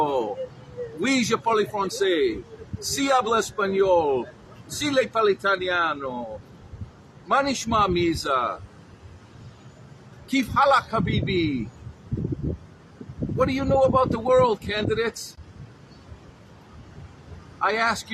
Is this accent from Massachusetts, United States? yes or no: yes; Boston, Massachusetts, United States; moved away; also born or lived in Palm Beach, Florida; I'm from Boston, Massachusetts, from Boston to Palm Beach, Florida